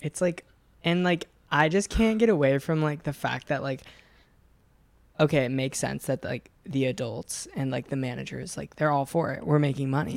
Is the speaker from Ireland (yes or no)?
no; Oregon, United States; moved away as an adult; also born or lived in Encinitas, California; now in Los Angeles, United States; I was like 18, so I moved away from Oregon, and I lived in Encinitas